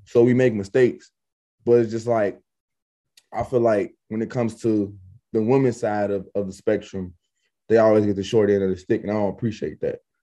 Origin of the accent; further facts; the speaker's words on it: Chicago, Illinois, United States; I'm from Chicago